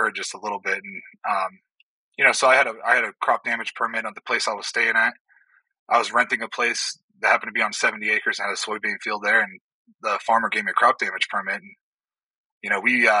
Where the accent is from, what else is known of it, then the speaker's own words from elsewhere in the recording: Youngstown, Ohio, United States; moved away; I grew up in Northeast Ohio, up around Youngstown